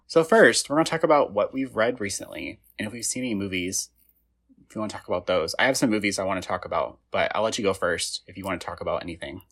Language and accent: English; Indiana, United States; I'm from Indiana